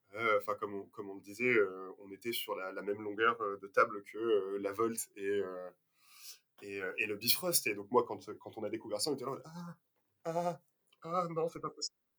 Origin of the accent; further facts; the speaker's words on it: Toulouse, Occitania, France; on est toulousain